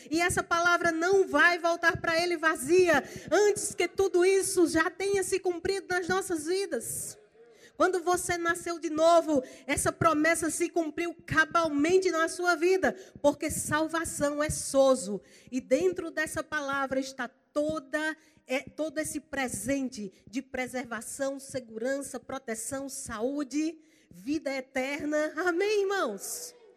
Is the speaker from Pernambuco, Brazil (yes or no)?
no; Campina Grande, Paraíba, Brazil; now in Goiânia, Brazil; Eu sou paraibana, eu sou lá de Campina Grande. Eu estou só emprestada lá em Goiânia